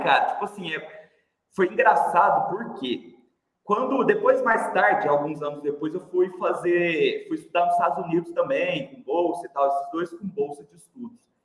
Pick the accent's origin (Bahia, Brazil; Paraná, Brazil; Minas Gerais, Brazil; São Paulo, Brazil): Minas Gerais, Brazil; Uberlândia; accent: Mineiro; eu sou de Uberlândia, Mineirinho, né? acho que já deu para perceber pelo sotaque aí. Sempre morei em Uberlândia